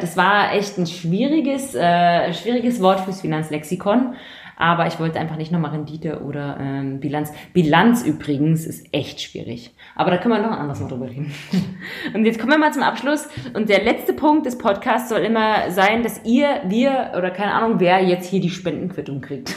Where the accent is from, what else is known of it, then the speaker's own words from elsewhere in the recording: East Germany, Germany; now in Munich, Germany; ich komme aus Ostdeutschland. Ich komme aus den neuen Bundesländern.